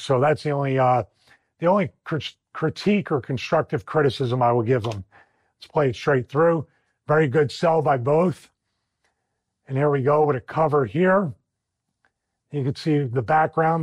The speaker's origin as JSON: {"language": "English", "town": "Philadelphia", "region": "Pennsylvania", "country": "United States", "accent": "Philly", "said": "my Philly accent"}